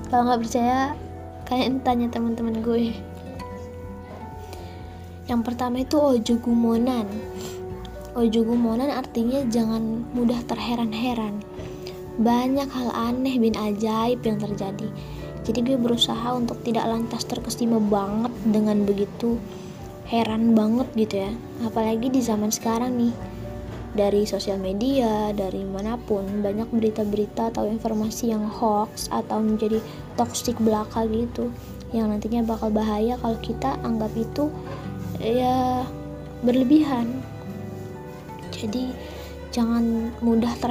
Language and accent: Indonesian; West Java, Indonesia; gue sih orang Sunda cuma gue kenal sama filosofi Jawa ini